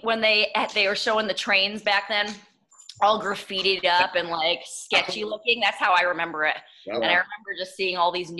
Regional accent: New York City, New York, United States; my first house when I was young was in Washington Heights. And then I grew up mostly in Queens and Brooklyn.

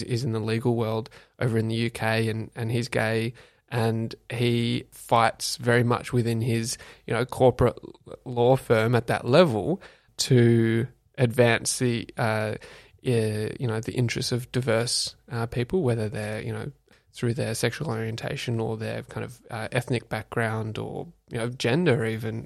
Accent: Canberra, Australian Capital Territory, Australia; now in Melbourne, Australia; being born and bred in Canberra

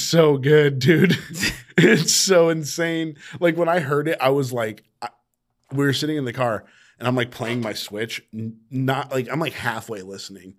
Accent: Sacramento, California, United States; I grew up in Sac

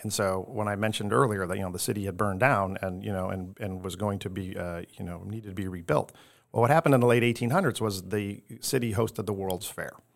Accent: Chicago, Illinois, United States; moved away as an adult; now in Tampa, United States; I am from the southwest side of Chicago. So, South Side Pride, all the way, you know, um, grew up in a blue collar family

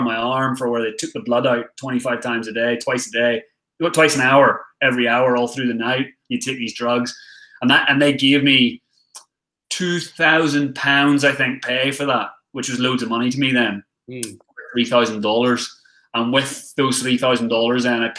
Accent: Northern Ireland, United Kingdom; moved away as an adult; also born or lived in Galway, Ireland / England / Australia; now in Thailand; I'm from Ireland, originally born in Galway in the south, but I had some pretty heavy domestic issues. So we moved up north to Northern Ireland, my mum, my sister and me. And then I grew up in Northern Ireland until I was 18

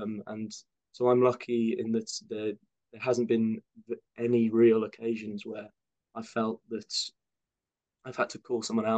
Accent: Birmingham, West Midlands, United Kingdom; moved away as an adult; now in United States; I grew up in Birmingham in England, which is also very diverse.

